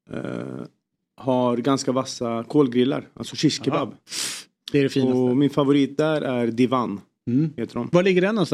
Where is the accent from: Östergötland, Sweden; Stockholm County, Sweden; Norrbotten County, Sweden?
Östergötland, Sweden; Norrköping; moved away; Jag är från Norrköping